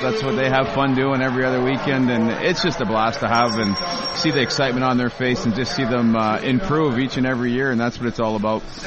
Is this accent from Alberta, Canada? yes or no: no; Sudbury, Ontario, Canada; moved away as an adult; now in Indianapolis, United States; I was born and raised in Sudbury, grew up there